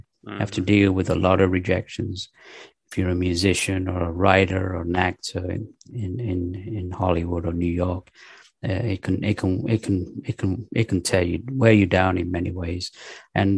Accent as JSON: {"language": "English", "country": "United Kingdom", "tie": "born or raised there", "also_born_or_lived": "Pakistan / Manchester area, England / London, England / Los Angeles, United States", "moved": "as an adult", "lives_now": "North Carolina, United States", "said": "mostly I was raised in England, in the north of England, near Manchester till the age of 10. Then we moved to London and then went to high school in the east end of London"}